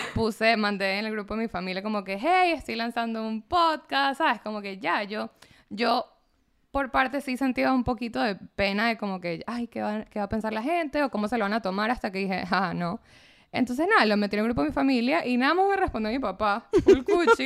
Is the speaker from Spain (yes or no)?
no; Caracas, Capital District, Venezuela; also born or lived in United States / Sint Maarten; nací en Caracas, sí, nací en Caracas, pero viví en Estados Unidos un año, viví en San Martín un año